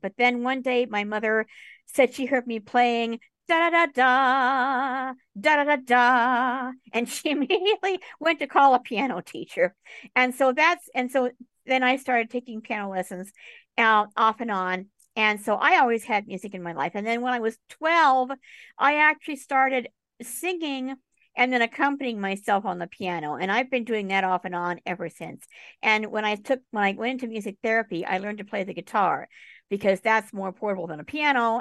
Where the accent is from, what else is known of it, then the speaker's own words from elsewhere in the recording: Tucson, Arizona, United States; moved away; also born or lived in New York City / Boulder, Colorado; My parents and I, we moved to Boulder, Colorado. We spent a few years there. And then we moved to Tucson, Arizona